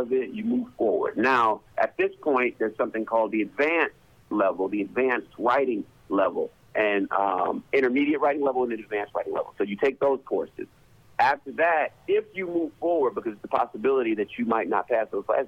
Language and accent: English; Detroit, Michigan, United States; moved away; back in Detroit, I'm from Detroit.